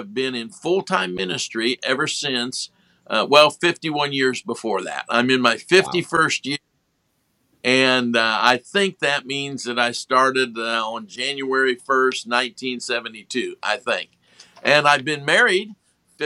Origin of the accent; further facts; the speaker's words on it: Ohio, United States; moved away; also born or lived in Indiana; I was born in Ohio and raised on top of a grocery store and on a farm, both, and moved to Indiana